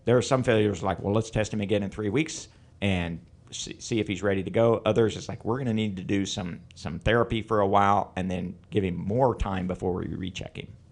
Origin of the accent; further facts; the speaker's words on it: Northeast Kansas, United States; also born or lived in Illinois / Missouri; I grew up in Northeast Kansas and came to K-State to do my undergraduate and vet school.